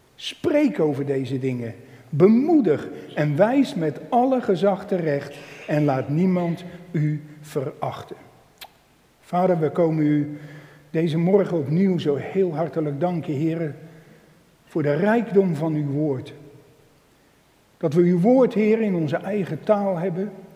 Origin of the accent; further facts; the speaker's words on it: Emmeloord, Flevoland, Netherlands; ik ben van Emmeloord en omgeving